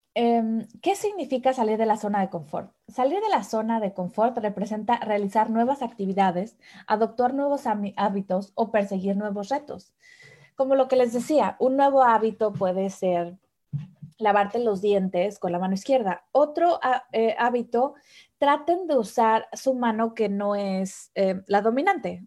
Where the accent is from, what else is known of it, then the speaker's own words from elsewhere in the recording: Mexico City, Mexico; moved away as an adult; now in Germany; mexicana. Nací en la Ciudad de México